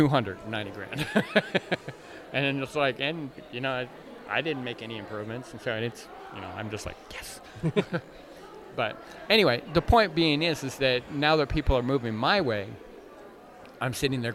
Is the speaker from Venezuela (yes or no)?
no; Canada; You know, I was raised in Canada.